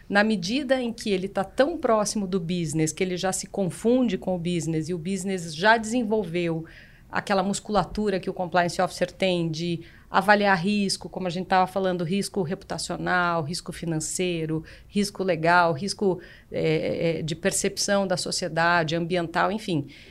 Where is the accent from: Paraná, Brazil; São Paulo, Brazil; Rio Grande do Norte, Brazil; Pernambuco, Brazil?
Paraná, Brazil; eu sou paranaense